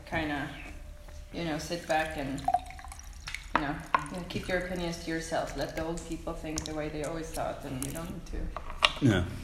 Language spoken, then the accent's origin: English; Sweden; English is a second language; Come from Sweden, and I've moved around, so I don't necessarily feel Swedish anymore.